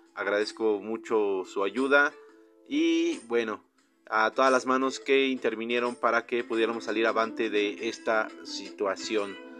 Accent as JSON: {"language": "Spanish", "country": "Mexico", "said": "yo como buen mexicano"}